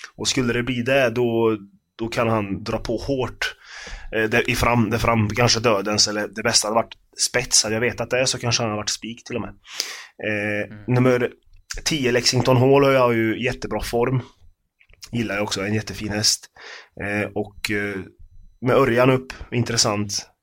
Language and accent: Swedish; Karlstad, Värmland, Sweden; moved away; jag är från Karlstad från början, så jag har ju varit på Färjestad många gånger med farsan och hans polare